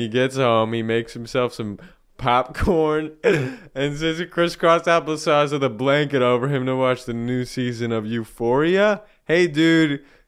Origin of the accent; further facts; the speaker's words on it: United States; I'm born red, white, and blue